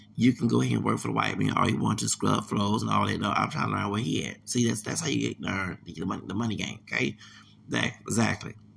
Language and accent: English; Texas, United States; I'm from Texas